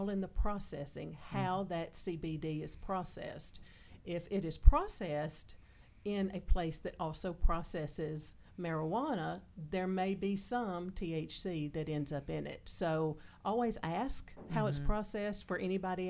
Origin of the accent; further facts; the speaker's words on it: the South, United States; I'm from the South